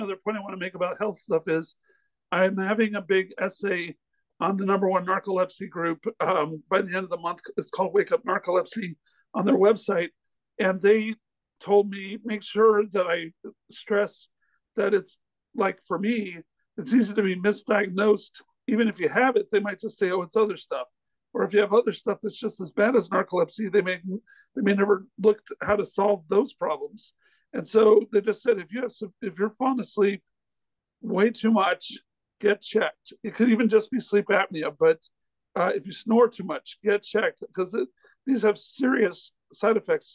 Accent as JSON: {"language": "English", "town": "North Little Rock", "region": "Arkansas", "country": "United States", "tie": "born or raised there", "also_born_or_lived": "Los Angeles", "moved": "as an adult", "said": "I'm back in my hometown of North Little Rock"}